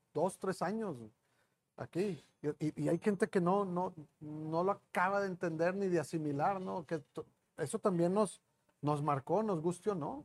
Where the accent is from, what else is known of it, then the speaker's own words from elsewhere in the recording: Monterrey, Nuevo León, Mexico; nosotros los regios